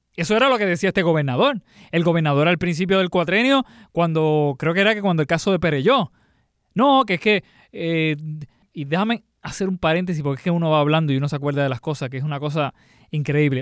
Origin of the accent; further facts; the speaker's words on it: Puerto Rico; nuestra cultura como puertorriqueño